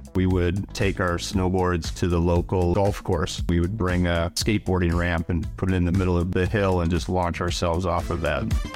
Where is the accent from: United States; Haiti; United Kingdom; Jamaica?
United States; Saint Paul, Minnesota; I grew up in Saint Paul, Minnesota, so in the Midwest